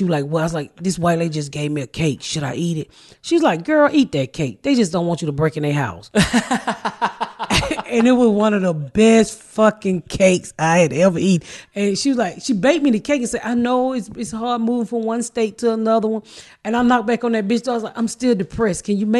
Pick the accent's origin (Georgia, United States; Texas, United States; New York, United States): Georgia, United States; Atlanta; So I'm from the South. I'm from Atlanta. Never seen corn like that in my life